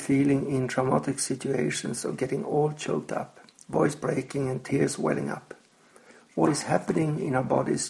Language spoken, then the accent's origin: English; Sweden; I'm from Sweden.